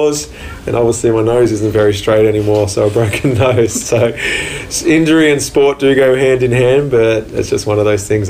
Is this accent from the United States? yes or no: no; New South Wales, Australia; born or raised there